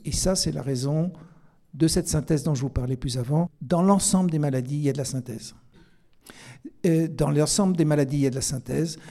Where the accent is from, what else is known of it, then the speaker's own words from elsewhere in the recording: Alsace, Grand Est, France; je suis alsacien